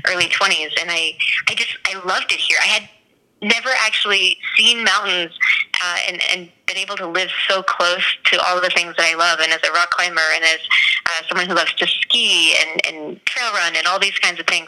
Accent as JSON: {"language": "English", "region": "New Hampshire", "country": "United States", "tie": "born or raised there", "moved": "as an adult", "lives_now": "Colorado, United States", "said": "I grew up in New Hampshire"}